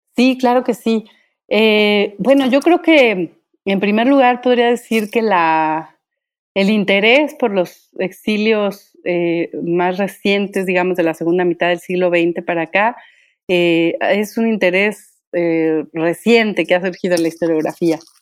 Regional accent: Michoacán, Mexico; soy originaria de Michoacán

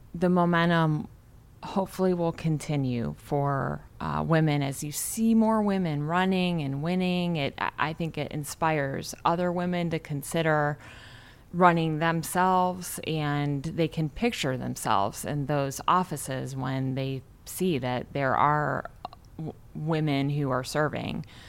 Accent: Garrettsville, Ohio, United States; born or raised there

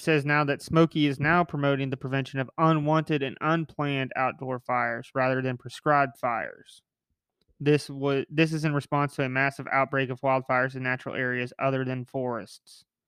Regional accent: United States; me as an American

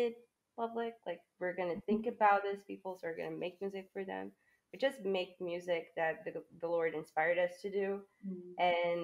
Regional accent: Brazil; also born or lived in United States; here in Brazil

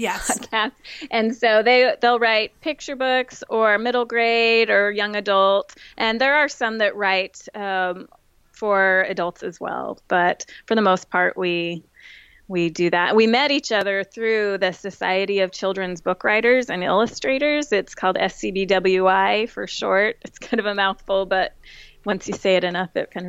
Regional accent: Utah, United States; now in Chapel Hill, United States; I was born and raised in Utah, but I haven't been there in a long time. I live right now with my family in Chapel Hill

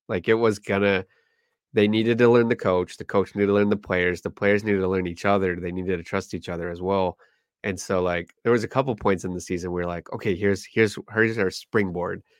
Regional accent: Flint, Michigan, United States; my hometown Flint

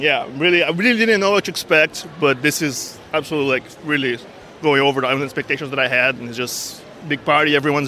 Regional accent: Brazil; I'm from Brazil.

